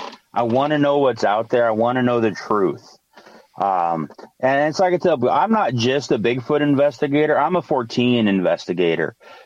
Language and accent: English; Michigan, United States; also born or lived in Amazon; Growing up in the Amazon, we moved to the Upper Peninsula of Michigan when I was 10, because that's where my dad's from.